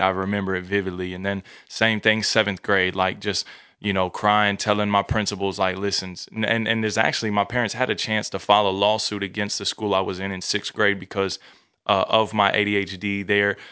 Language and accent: English; Newport News, Virginia, United States; now in Texas, United States; born and raised in Newport News, Virginia, all the way on the East Coast